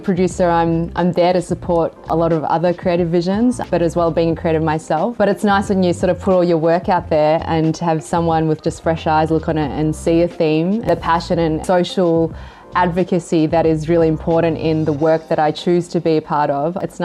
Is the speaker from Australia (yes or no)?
yes; Australia; also born or lived in Hong Kong / Japan / China / Singapore; Growing up in Australia, growing up in, you know, in a pretty Caucasian surrounding